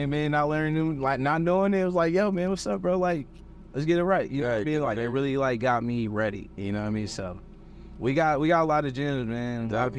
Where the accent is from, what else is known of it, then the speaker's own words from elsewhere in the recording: Milwaukee, Wisconsin, United States; now in Los Angeles, United States; mean I have an accent? Bro, I'm from Milwaukee.